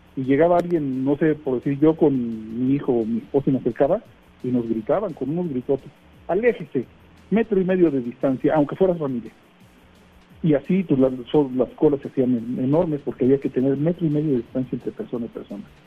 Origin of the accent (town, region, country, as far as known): Mexico